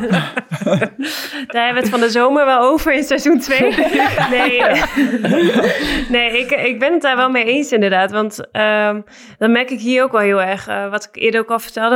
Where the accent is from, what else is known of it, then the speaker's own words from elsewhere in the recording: Netherlands; moved away as an adult; also born or lived in Ankara; wij als Nederlanders